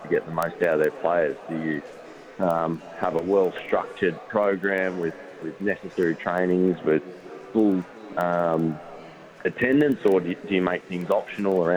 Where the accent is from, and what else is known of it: Canberra, Australian Capital Territory, Australia; born or raised there; moved away; also born or lived in Sydney / Tasmania